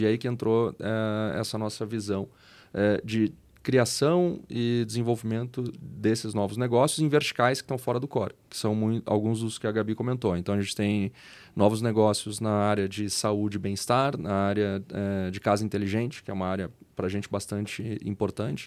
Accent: Rio Grande do Sul, Brazil; moved away as an adult; now in São Paulo, Brazil; eu sou gaúcho, é, emigrei para São Paulo há quase 14 anos agora, então de vez em quando o pessoal acha que eu não tenho sotaque

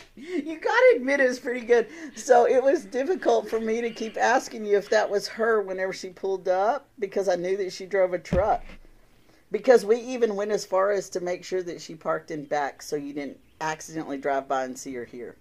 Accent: Texas, United States; now in Illinois, United States; I'm a beardo with southern charm. I'm from Texas. Don't hold it against me. I'm in Illinois now

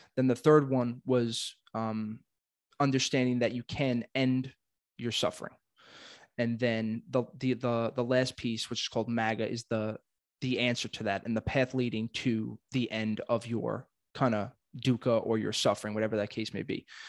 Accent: New York City, New York, United States; I am born and raised in Brooklyn, not leaving anytime soon

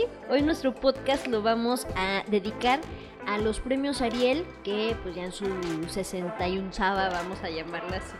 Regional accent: Mexico; como mexicanos

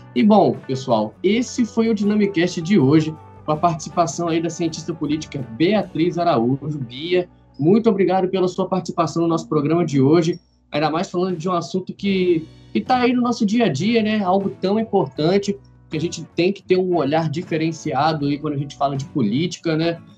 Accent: Três Rios, Rio de Janeiro, Brazil; eu e o Gabriel nós somos da cidade de Três Rios

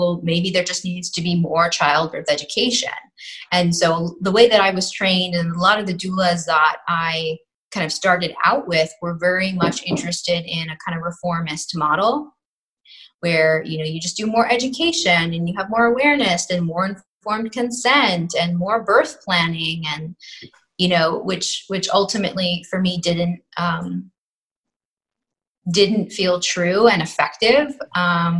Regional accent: New York City, New York, United States; I'm from New York City and, you know, grew up in a kind of a neoliberal, predominantly secular bubble.

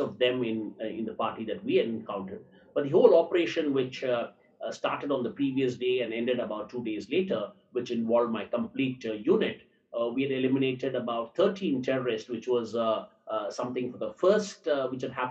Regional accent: Tamil Nadu, India; I am from down south, I'm from Tamil Nadu

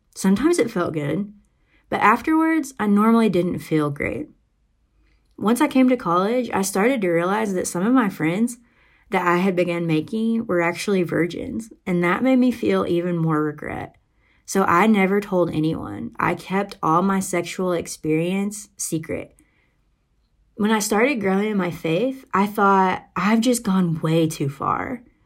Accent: Arkansas, United States; moved away as an adult; now in Arizona, United States; I grew up in Arkansas, and I actually went to University of Arkansas for college.

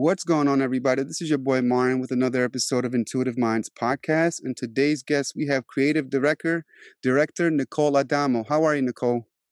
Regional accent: Albania; moved away; also born or lived in DMV area, Virginia / New York; I'm originally from Europe, I'm Albanian

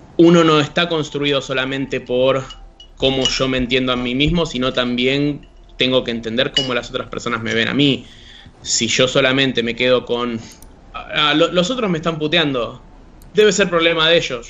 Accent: Argentina; nosotros como comunidad argentina

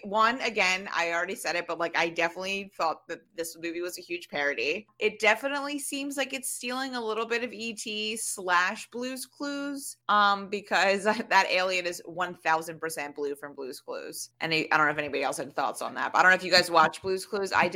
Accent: United States; as an American

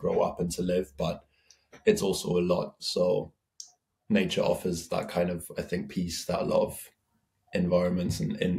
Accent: Bavaria, Germany; now in London, United Kingdom; I grew up in Germany. I come from the, like, deep Bavaria in the mountains, you know, so I grew up on fields and mountains as a kid

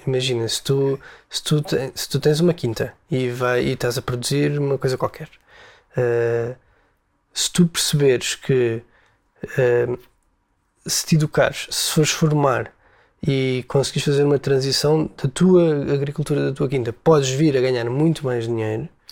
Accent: Portugal; nós nascemos em Portugal.

